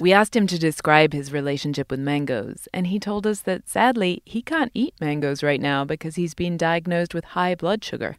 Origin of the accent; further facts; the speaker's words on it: England, United Kingdom; now in United States; I grew up in England